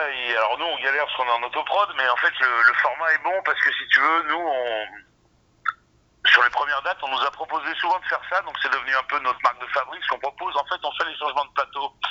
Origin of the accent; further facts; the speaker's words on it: Drôme, Auvergne-Rhône-Alpes, France; also born or lived in Ardèche; moi je suis de la Drôme et j'ai Rennes d'Ardèche, quoi, donc Drôme Ardèche, en gros autour de Valence, quoi.